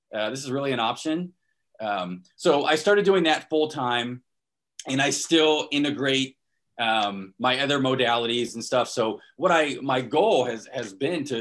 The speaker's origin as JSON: {"language": "English", "town": "Destin", "region": "Florida", "country": "United States", "tie": "born or raised there", "also_born_or_lived": "Portland, Oregon", "moved": "as an adult", "said": "So I was born and raised in Florida, Northwest Florida, the Destin"}